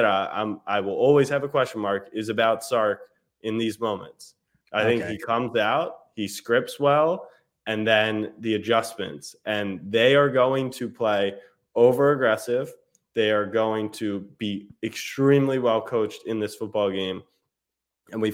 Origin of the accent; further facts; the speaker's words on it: Baltimore, Maryland, United States; I grew up in Baltimore. I lived on the East Coast my whole life